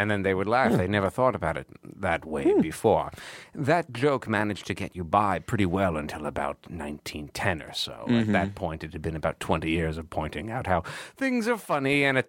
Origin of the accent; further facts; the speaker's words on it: United Kingdom; I am a British, and a little-known fact about me, I refuse to ever apply for American citizenship.